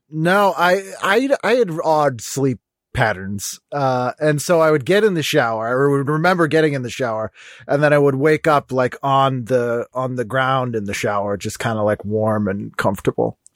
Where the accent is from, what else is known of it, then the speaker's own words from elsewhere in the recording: Boston, Massachusetts, United States; I'm from Boston